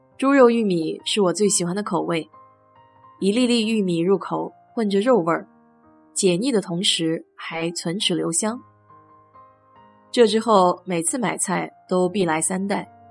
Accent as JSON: {"language": "Chinese", "country": "China", "said": "其实和我们中国人的馄饨更接近一些。"}